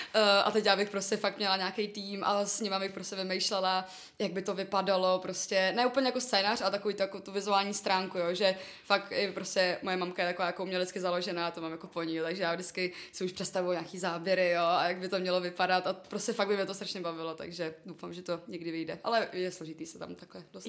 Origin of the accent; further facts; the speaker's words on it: Prague, Czechia; jsem z Prahy.